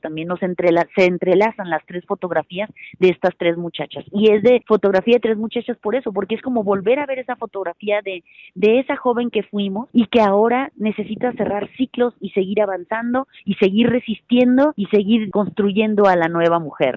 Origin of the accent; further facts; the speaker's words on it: Mexicali, Baja California, Mexico; yo soy de Mexicali, Baja California